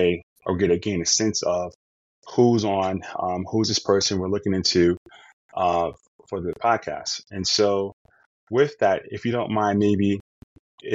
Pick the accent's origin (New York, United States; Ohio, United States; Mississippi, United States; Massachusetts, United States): New York, United States; New York City; I'm from New York